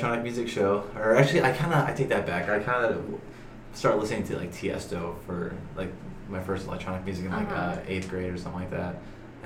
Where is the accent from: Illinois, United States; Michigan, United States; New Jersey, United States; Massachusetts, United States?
Illinois, United States; Chicago; Born and raised in Chicago